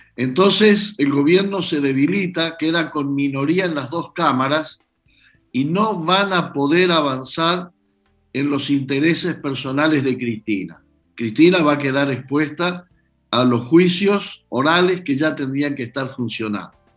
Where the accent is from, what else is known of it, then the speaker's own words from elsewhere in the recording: Argentina; los argentinos nos encargamos